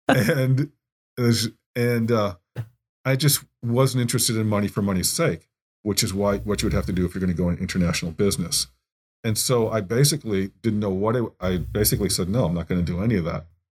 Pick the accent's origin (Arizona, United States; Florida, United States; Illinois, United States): Illinois, United States; Evanston; also born or lived in Chicago; I grew up in Evanston, near, near Lake Michigan, and, um, I, uh, went to high school there